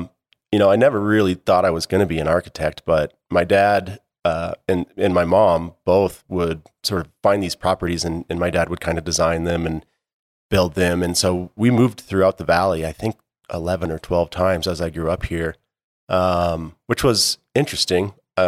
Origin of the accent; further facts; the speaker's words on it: Jackson, Wyoming, United States; Born and raised in Jackson. Yeah, I kind of grew up on the West Bank in Wilson.